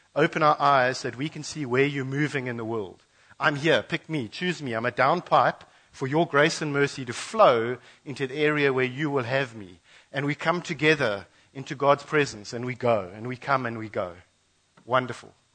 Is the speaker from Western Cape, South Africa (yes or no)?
yes; Western Cape, South Africa; moved away as an adult; also born or lived in Mozambique border; now in KwaZulu-Natal, South Africa; We grew up, born and bred in the Cape